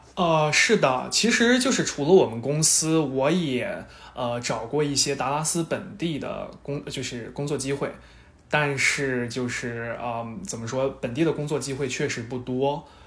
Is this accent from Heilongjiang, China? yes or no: no; Shanxi, China; now in Dallas, United States; 作为一个山西人，这个是不敢想象的